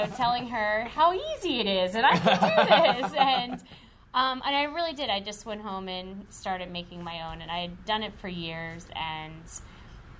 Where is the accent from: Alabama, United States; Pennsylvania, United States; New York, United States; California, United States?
Pennsylvania, United States; DuBois; moved away as an adult; I grew up in Dubois, Pennsylvania.